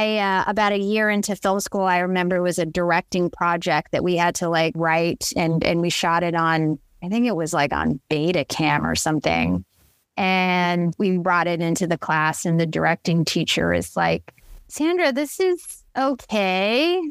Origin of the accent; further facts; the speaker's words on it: Philippines; And I'm Filipino. And so Filipinos are known for their big parties.